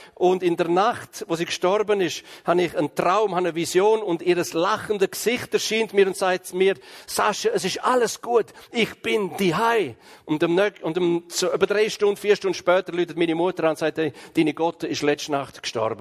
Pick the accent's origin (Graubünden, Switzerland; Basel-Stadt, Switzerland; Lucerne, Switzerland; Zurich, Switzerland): Graubünden, Switzerland; Ich komme ja aus dem Kanton Graubünden